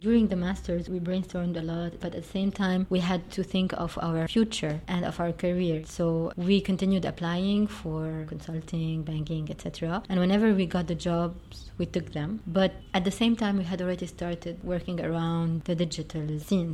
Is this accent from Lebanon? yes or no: yes; Beirut, Beirut Governorate, Lebanon; I grew up in Beirut. I went to a lovely school and I spent all of my uh, school years there up until graduation.